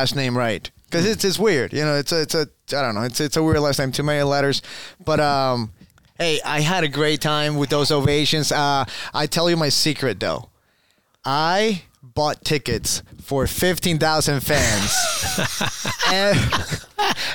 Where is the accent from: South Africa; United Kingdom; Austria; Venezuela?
Venezuela; English is a second language; moved away as an adult; also born or lived in Boston; I was born and raised in Venezuela. I was there until the age of 18.